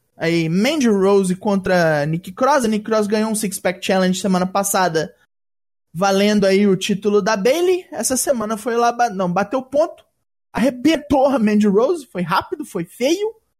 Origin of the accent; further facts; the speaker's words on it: Minas Gerais, Brazil; Eu sou mineiro de, desde o nascimento